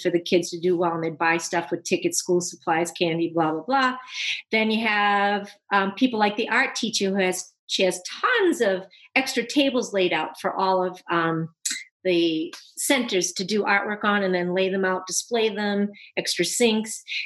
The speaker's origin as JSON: {"language": "English", "town": "Boston", "region": "Massachusetts", "country": "United States", "tie": "born or raised there", "moved": "yes", "lives_now": "Southern California, United States", "said": "I grew up in Boston"}